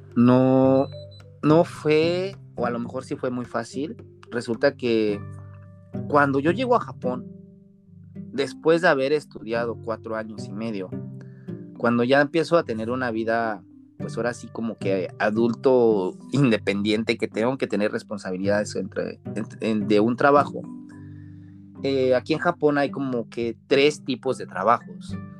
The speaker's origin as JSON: {"language": "Spanish", "region": "Puebla", "country": "Mexico", "moved": "as an adult", "lives_now": "Japan", "said": "Para la gente que no es de México, poblano, yo soy de la ciudad de Puebla"}